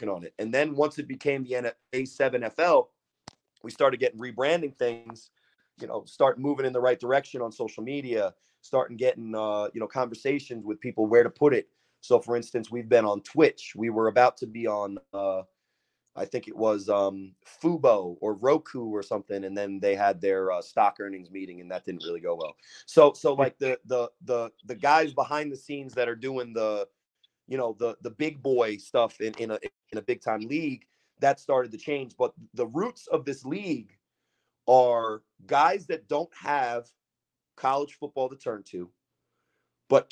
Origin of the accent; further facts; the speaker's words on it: Sayreville, New Jersey, United States; I'm from Sayreville